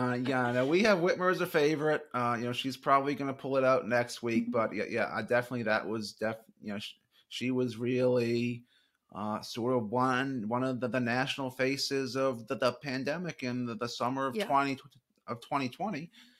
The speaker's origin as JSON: {"language": "English", "region": "Virginia", "country": "United States", "tie": "born or raised there", "said": "You know, watch the state of Virginia. You know, not to be selfish and tout my home state, but you know, we have a few congressional races here"}